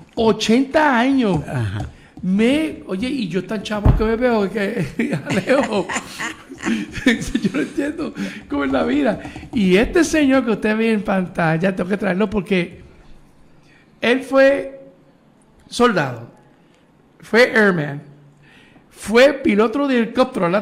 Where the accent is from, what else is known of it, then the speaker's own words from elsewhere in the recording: Puerto Rico; nosotros los boricos, pues, lo puedo decir porque somos boricuas